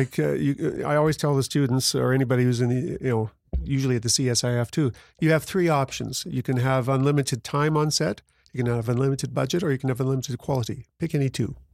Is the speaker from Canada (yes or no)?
yes; Grande Prairie, Alberta, Canada; I'm from Grand Prairie